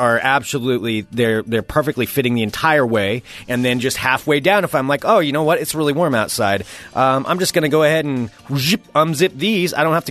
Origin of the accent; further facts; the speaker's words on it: near Albany, Oregon, United States; I would go see them in Albany because I grew up not too far from there, too.